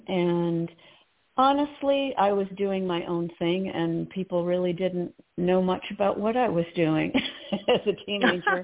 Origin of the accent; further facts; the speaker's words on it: Potomac, Maryland, United States; I grew up in the Episcopal Church, and I really got a lot of my spiritual background from that church, St. James in Potomac, Maryland